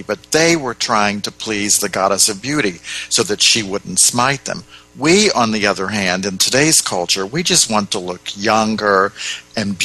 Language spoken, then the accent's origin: English; United States; being an American